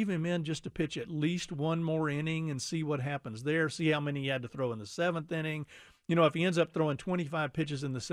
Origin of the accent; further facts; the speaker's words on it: Houston, Texas, United States; moved away; being a longtime Astros fan when I grew up in Houston